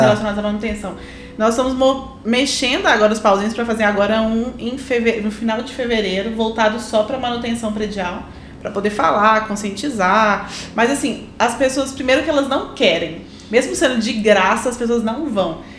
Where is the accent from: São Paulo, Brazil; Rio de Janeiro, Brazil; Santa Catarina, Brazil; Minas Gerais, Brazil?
Minas Gerais, Brazil; Belo Horizonte; na minha terra